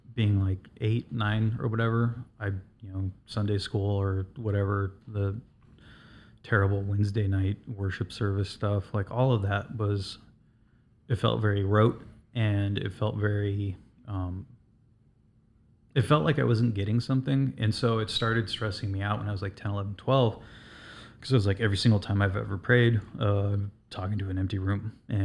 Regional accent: West Coast, United States; Like growing up on the West Coast, like I would look at the ocean and I would just imagine monstrous creatures coming up out of the water.

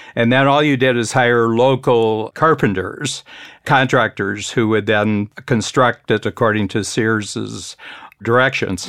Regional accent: Northern Ohio, United States; I grew up in Northern Ohio, halfway between Cleveland and Toledo.

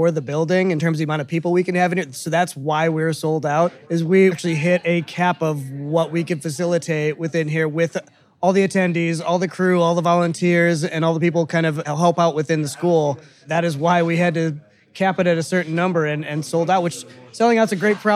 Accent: Detroit, Michigan, United States; also born or lived in Florida; now in Nashville, United States; I originally hail from Detroit, and I lived in Florida for quite a long time before moving up here.

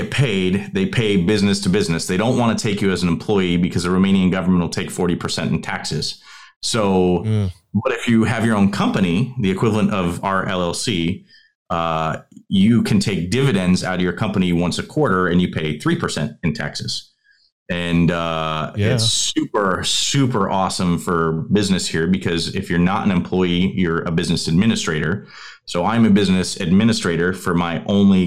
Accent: United States; moved away as an adult; 20 years in the United States as an American

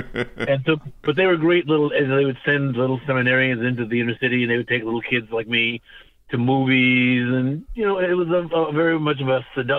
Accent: Pembroke, Illinois, United States; also born or lived in West Side; when I grew up in Pembroke, Illinois, and we went to a Mennonite church.

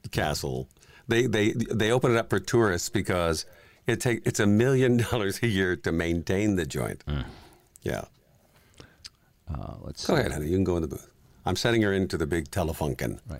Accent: Scotland, United Kingdom; now in Detroit, United States; I am Scottish after all.

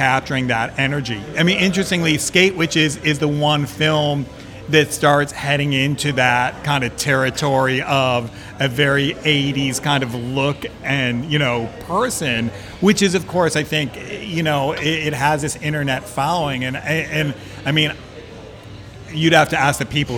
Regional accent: Midwest, United States; now in San Francisco, United States; I was also from the Midwest, no connection to the film industry

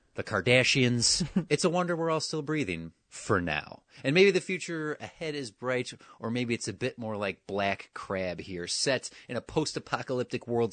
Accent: Wisconsin, United States; my lifetime growing up in Wisconsin

